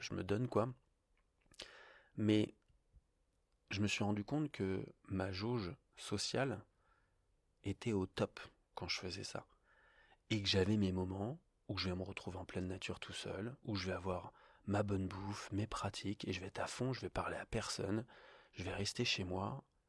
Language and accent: French; Paris, Île-de-France, France; now in Annecy, France; je viens de Paris